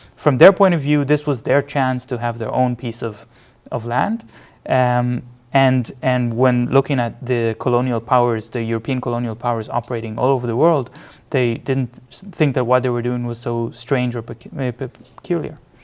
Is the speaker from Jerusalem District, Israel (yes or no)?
yes; Jerusalem, Jerusalem District, Israel; I was born in Jerusalem, and, uh, I was born into a, a lefty household